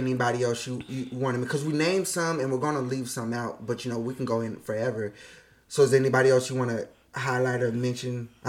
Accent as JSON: {"language": "English", "town": "Los Angeles", "region": "California", "country": "United States", "said": "I'm from"}